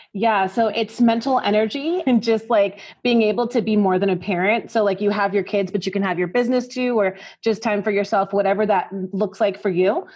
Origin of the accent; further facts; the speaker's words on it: New York, United States; now in Texas, United States; I'm from New York